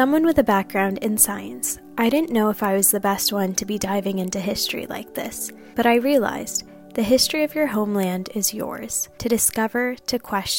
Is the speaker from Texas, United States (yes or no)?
yes; Corpus Christi, Texas, United States; I'm a Pakistani American, born and raised in the U.S. This past year, I was living in Pakistan to learn more about what the identity I carried meant by speaking to those who knew the history of my homeland.